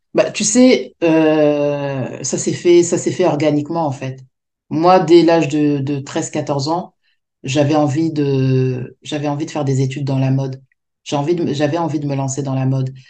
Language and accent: French; France; Je suis née en France, de parents africains.